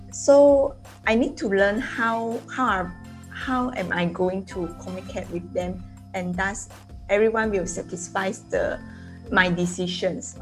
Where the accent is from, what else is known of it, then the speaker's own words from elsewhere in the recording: Perak, Malaysia; I'm from Klo Perak